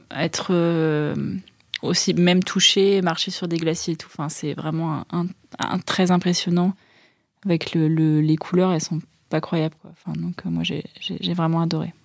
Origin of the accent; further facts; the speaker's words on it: Caen, Normandy, France; moi, je viens de Caen